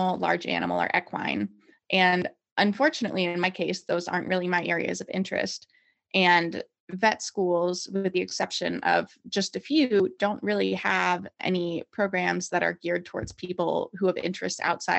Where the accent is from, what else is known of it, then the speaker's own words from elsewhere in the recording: Pennsylvania, United States; moved away as an adult; also born or lived in Chicago; now in Glasgow, United Kingdom; I am originally from Pennsylvania, but Chicago is home.